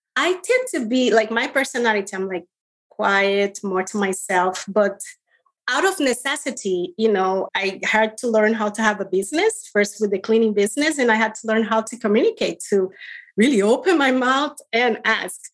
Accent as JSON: {"language": "English", "region": "Rio de Janeiro", "country": "Brazil", "tie": "born or raised there", "moved": "as an adult", "said": "I was born in Rio de Janeiro, Brazil"}